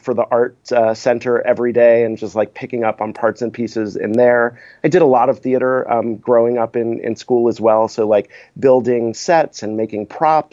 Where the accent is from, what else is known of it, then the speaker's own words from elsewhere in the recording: South Florida, United States; I grew up in South Florida